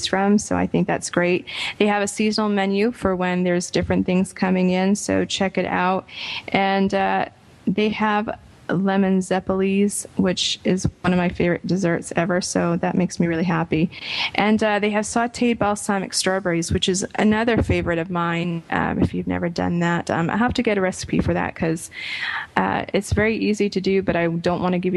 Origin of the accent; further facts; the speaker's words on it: Providence, Rhode Island, United States; my hometown of Providence, Rhode Island, which has some of the best Italian restaurants, I think, in the world. And it is where I found my palate of Italian food. Besides my family, obviously, it's a place that we went for Italian food when I was growing up